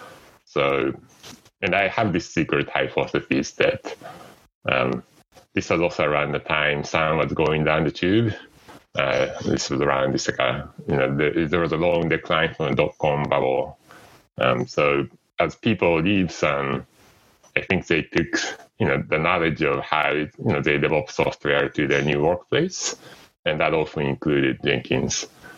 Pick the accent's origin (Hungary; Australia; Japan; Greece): Japan; English is a second language; So, I came from Japan, and I was used to seeing people working really late hours.